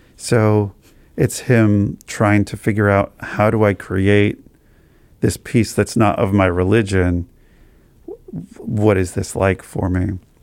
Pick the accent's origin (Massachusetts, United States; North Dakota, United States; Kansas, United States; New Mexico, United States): New Mexico, United States; Albuquerque; moved away as an adult; also born or lived in Iowa; now in Columbus, United States; I grew up in Albuquerque, New Mexico, and I loved life in Albuquerque